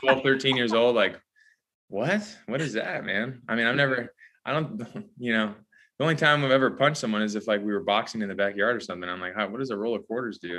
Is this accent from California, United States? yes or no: yes; Whittier, California, United States; moved away as an adult; now in Nashville, United States; I grew up in Whittier, California.